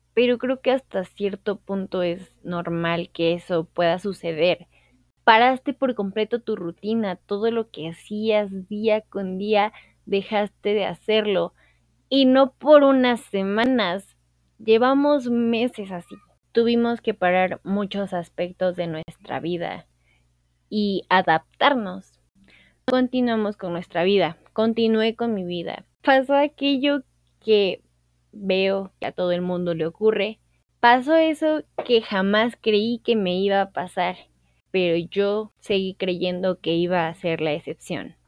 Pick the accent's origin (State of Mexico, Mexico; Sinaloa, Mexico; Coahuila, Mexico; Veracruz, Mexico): Veracruz, Mexico; now in Mexico City, Mexico; vivo en la Ciudad de México, soy de Veracruz